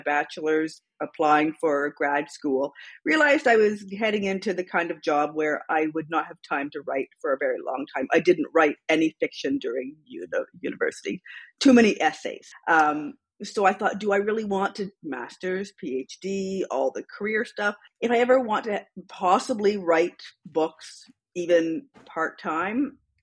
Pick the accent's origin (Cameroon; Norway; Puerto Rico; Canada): Canada; London, Ontario; also born or lived in Sudbury, Ontario; they moved to London, Ontario